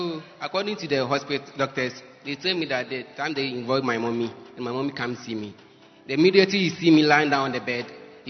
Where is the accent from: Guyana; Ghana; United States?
Ghana; I'm from Bima region.